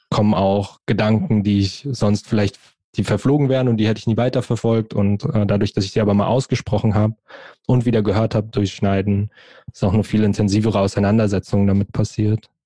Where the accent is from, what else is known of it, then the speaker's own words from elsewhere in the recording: Frankfurt, Hesse, Germany; ich bin in Frankfurt, in und um Frankfurt aufgewachsen, geboren, groß geworden